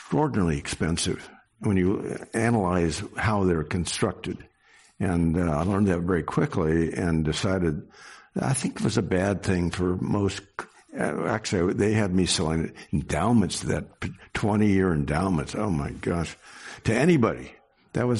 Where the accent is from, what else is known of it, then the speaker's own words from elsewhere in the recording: Sacramento, California, United States; also born or lived in San Francisco; I was born in Sacramento, so basically grown up here and spent my whole life here in California